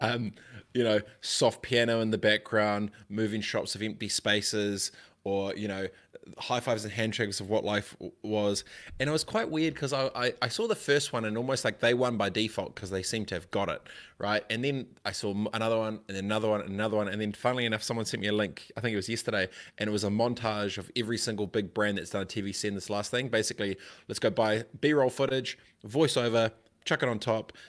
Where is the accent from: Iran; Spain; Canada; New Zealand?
New Zealand; Christchurch, Canterbury; I grew up in Christchurch